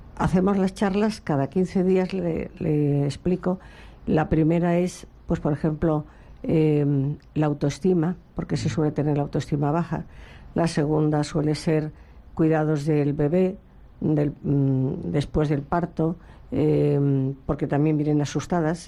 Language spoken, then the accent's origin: Spanish; Madrid, Community of Madrid, Spain; moved away as an adult; now in Seville, Spain; soy de Madrid.